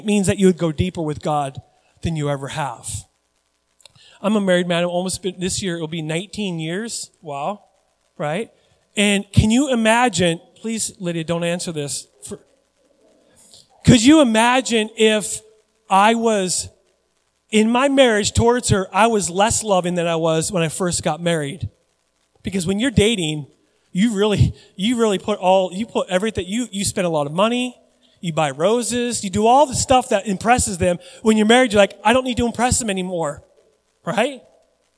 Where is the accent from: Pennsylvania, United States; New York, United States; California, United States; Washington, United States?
Washington, United States; Puyallup; moved away; I grew up in Puyallup, Washington